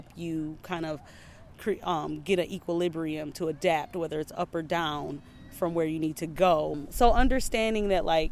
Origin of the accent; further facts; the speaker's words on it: Saint Paul, Minnesota, United States; I grew up in Frogtown